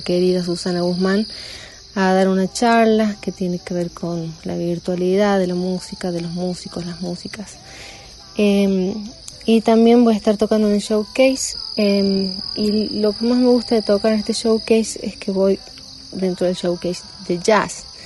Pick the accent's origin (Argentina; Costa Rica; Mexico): Argentina; La Rioja; now in Alta Gracia, Argentina; de La Rioja, pero eh, eh, mandando este audio desde Altagracia